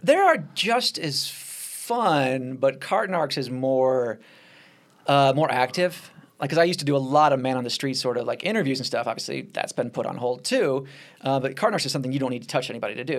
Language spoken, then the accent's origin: English; Nashville, Tennessee, United States; moved away; my hometown in Nashville